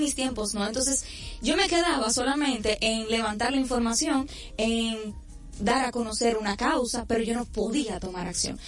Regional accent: Santiago de los Caballeros, Santiago, Dominican Republic; por Santiago, por mi provincia, mi ciudad corazón

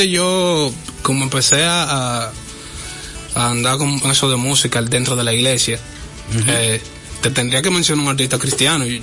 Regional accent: Cibao, Dominican Republic; yo soy muy del, del Cibao, hay muchísimas canciones mías que, reflejan muchísimo eso del Cibao

